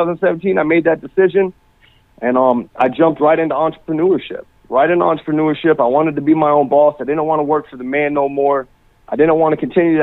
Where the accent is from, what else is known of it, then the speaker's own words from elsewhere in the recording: Naples, Florida, United States; I'm from Naples, Florida, down here. Born and raised down in Naples, Florida